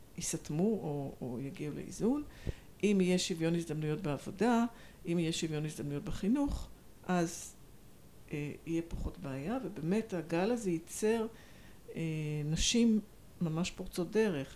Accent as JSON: {"language": "Hebrew", "town": "Tel Aviv", "region": "Tel Aviv District", "country": "Israel", "tie": "born or raised there", "also_born_or_lived": "London / Hong Kong", "moved": "as an adult", "said": "אני מתל אביב, גדלתי בתל אביב, גרה בתל אביב"}